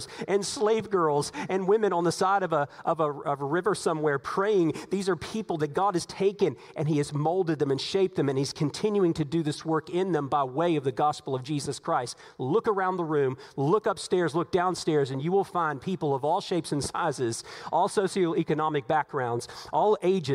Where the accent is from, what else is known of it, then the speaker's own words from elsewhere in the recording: United States; we are American citizens